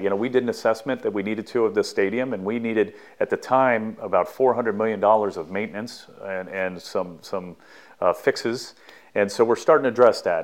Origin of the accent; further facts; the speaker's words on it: Southern California, United States; growing up in Southern California